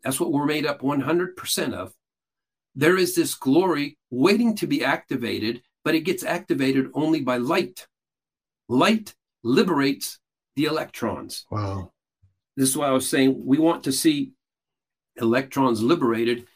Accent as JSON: {"language": "English", "country": "Peru", "tie": "born or raised there", "moved": "yes", "lives_now": "United States", "said": "I was born and raised in Peru, South America, grew up what is largely considered a cult."}